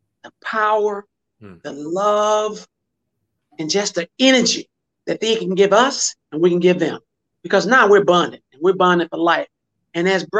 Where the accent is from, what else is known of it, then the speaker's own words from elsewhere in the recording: United States; we as Black Americans, we celebrate Black History Month.